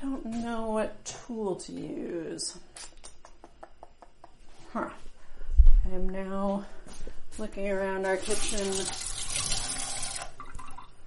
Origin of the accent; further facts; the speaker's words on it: New Mexico, United States; I grew up in New Mexico